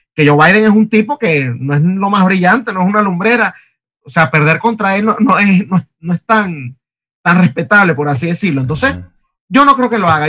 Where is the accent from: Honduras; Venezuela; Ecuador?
Venezuela; moved away; venimos de Venezuela